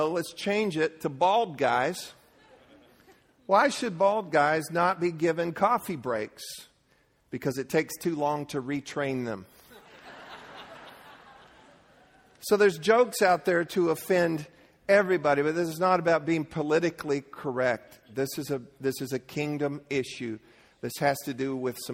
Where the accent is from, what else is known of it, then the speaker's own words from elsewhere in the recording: Leesburg, United States; I grew up in Leesburg